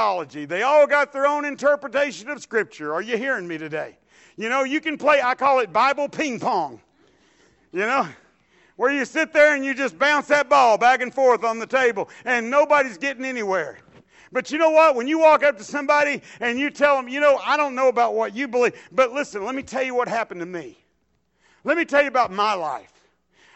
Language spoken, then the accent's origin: English; Dallas, Texas, United States; I was raised in South Dallas